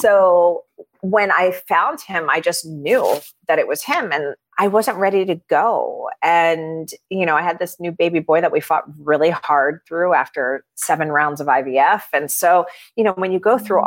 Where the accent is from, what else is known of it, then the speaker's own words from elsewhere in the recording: Miami, Florida, United States; I grew up in Miami